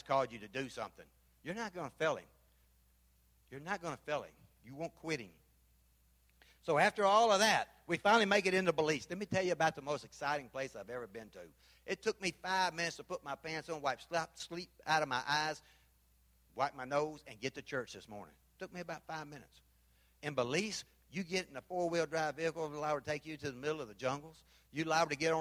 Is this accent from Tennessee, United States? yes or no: yes; Memphis, Tennessee, United States; moved away; also born or lived in Panama; I'm from Memphis